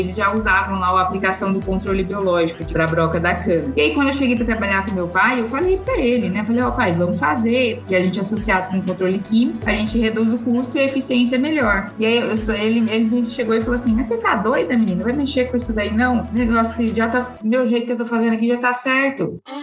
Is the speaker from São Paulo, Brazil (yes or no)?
yes; Ribeirão Preto, São Paulo, Brazil; Eu sou daqui de Ribeirão Preto